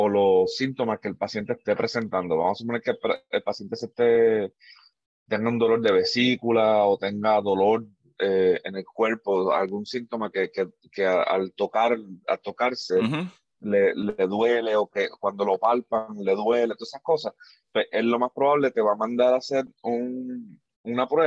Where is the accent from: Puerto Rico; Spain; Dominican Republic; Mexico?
Puerto Rico; moved away; eso salió nuevo, o por lo menos fue nuevo para mí cuando yo me mudé de Puerto Rico para acá, que no sé, vamos a decir, yo llevo 8, 9, 8 años aquí casi